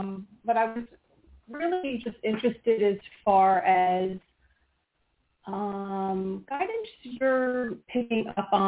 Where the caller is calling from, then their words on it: Pennsylvania, United States; …, Pennsylvania.